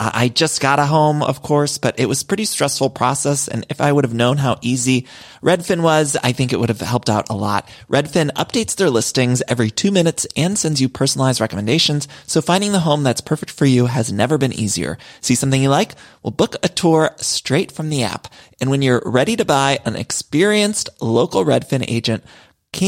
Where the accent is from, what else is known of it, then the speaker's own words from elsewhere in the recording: Solon, Ohio, United States; I'm from Solon, Ohio